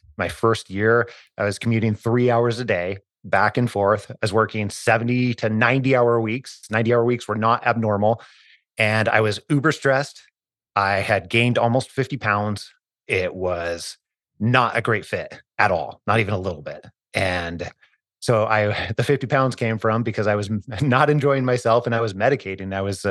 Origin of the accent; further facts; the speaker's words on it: Idaho, United States; I was born and raised in Northern Idaho, almost as far as you can go before you hit the Canadian border. But I grew up pretty poor.